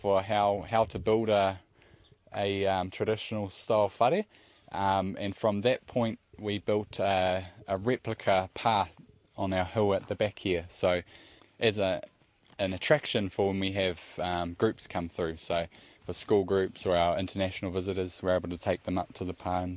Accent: Pureora, Waikato, New Zealand; I am from Pureora, a small village not too far from here. And I was born and raised there.

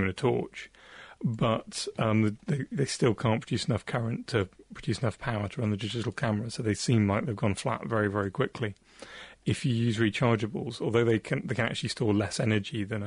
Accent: near Salcombe, Devon, South West England, United Kingdom; There's a place near where I grew up called Salcombe in Devon

